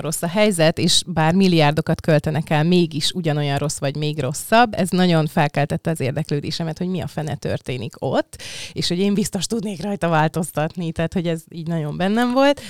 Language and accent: Hungarian; Budapest, Hungary; én olyannyira budapesti vagyok, meg Csepeli, hogy a nagyszüleim is Csepelen voltak a Tős gyerekkoromban